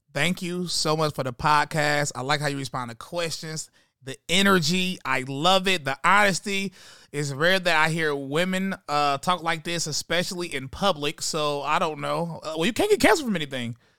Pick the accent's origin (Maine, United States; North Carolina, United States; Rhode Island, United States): North Carolina, United States; High Point; I'm from High Point, North Carolina